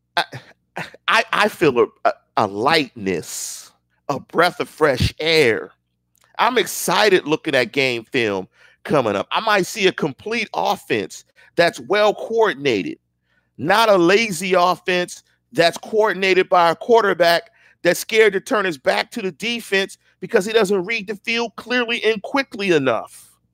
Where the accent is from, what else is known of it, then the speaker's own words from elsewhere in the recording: Pittsburgh, Pennsylvania, United States; I'm from Pittsburgh. I'm from the north side. The same place as the Rooneys. one five two three three. one five two one two. I'm from Manchester. I grew up on Chateau